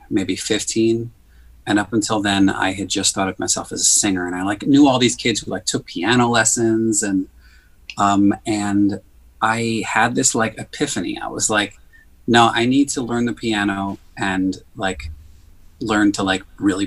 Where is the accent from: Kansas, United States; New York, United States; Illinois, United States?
New York, United States; New York City; I grew up in Queens